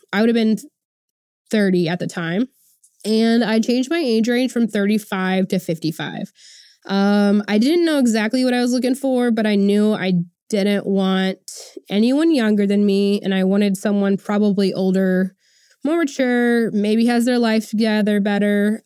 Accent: Oklahoma, United States; I'm born and raised in Oklahoma

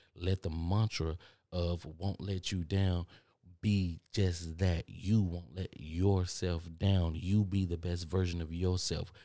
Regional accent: Texas, United States; accent: country; some of y'all telling me that I got a country accent and I don't hear it because I'm from Texas

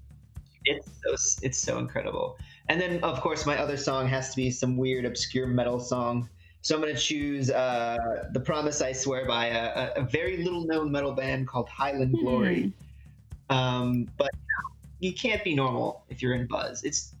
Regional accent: Syria; I'm from Syria.

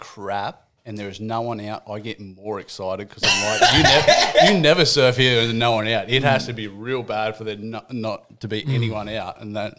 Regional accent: Newcastle, New South Wales, Australia; Growing up in Meriwether, there's nothing else.

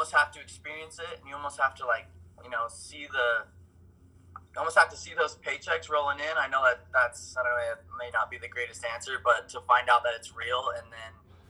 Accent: Midway, Utah, United States; So I'm 24. I'm from Midway, Utah. I've done door-to-door since I got off my mission in 2017. I did a year in Texas.

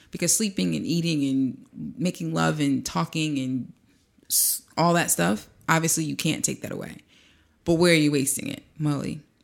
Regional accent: East Orange, New Jersey, United States; me from Presidential Square in East Orange, New Jersey

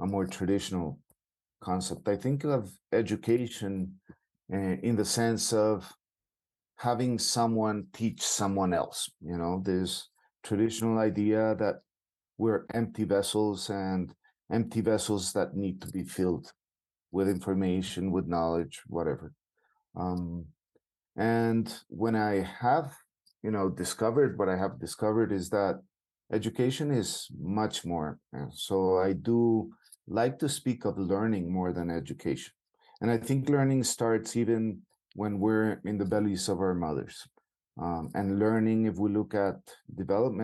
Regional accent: Bogota, Bogotá Capital District, Colombia; I'm from Bogota, Colombia

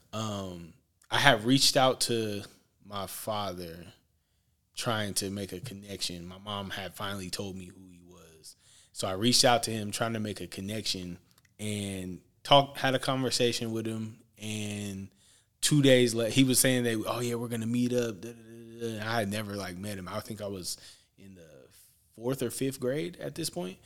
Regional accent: Portland, Oregon, United States; I'm from Portland, Oregon, uh, born and raised

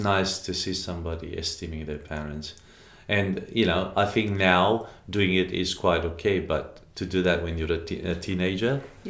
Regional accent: Romania; now in Australia; I grew up in Romania

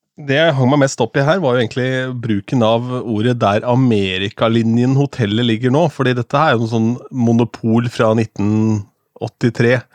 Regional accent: Askim, Østfold, Norway; hjemme i Askim

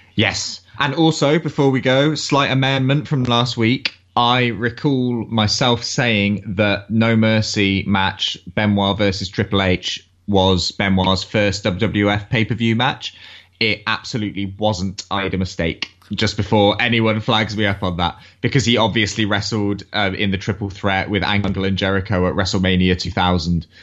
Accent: England, United Kingdom; being English

